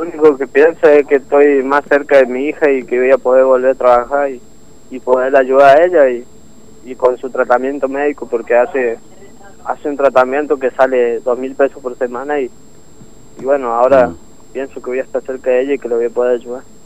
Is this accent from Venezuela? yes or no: no; Córdoba, Argentina; moved away as an adult; now in Formosa, Argentina; en realidad yo soy de Córdoba, pero hace tres años que vivo acá en Formosa, en Capital